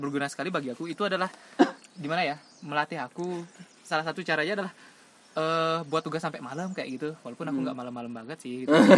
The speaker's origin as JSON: {"language": "Indonesian", "town": "Singaraja", "region": "Bali", "country": "Indonesia", "tie": "born or raised there", "said": "aku kan dari Singaraja asli"}